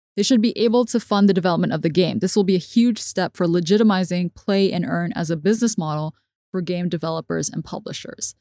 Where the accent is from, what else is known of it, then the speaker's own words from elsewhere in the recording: Hong Kong; I grew up in Hong Kong watching subtitled everything